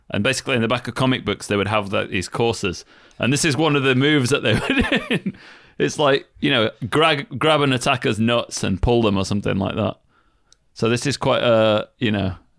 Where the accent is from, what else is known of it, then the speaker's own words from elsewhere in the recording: United Kingdom; I'm British